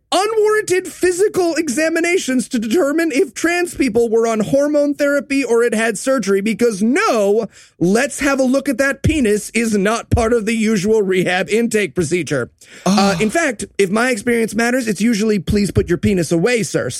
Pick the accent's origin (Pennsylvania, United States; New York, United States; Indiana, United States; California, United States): New York, United States; New York City; being a New Yorker